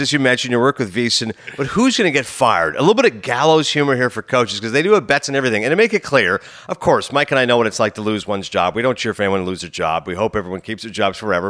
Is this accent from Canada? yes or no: yes; Toronto, Ontario, Canada; I grew up in Toronto, obviously growing up in Ontario